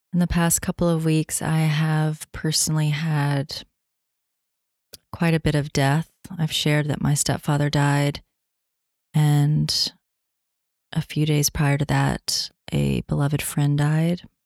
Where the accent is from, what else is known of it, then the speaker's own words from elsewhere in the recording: Tennessee, United States; moved away; I'm coming at you from Tennessee, my home state